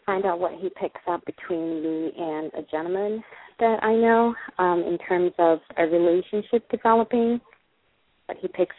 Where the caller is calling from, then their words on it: California, United States; Hi, I'm calling from California.